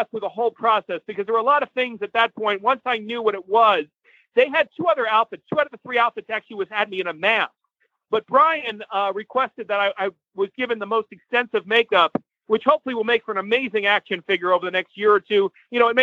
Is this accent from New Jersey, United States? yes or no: no; New York, United States; moved away; I'm originally from New York